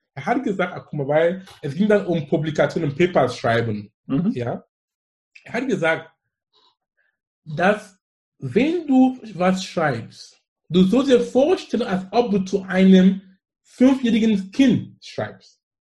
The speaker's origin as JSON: {"language": "German", "country": "Cameroon", "second_language": "German", "moved": "as an adult", "lives_now": "Germany", "said": "ich komme aus Kamerun"}